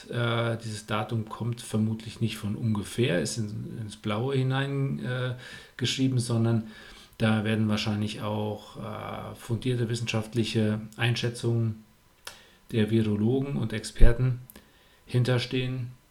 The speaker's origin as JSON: {"language": "German", "town": "Buschhütten", "region": "North Rhine-Westphalia", "country": "Germany", "tie": "born or raised there", "said": "Ich bin in Buschütten aufgewachsen. Das ist mein äh, Heimatwettkampf"}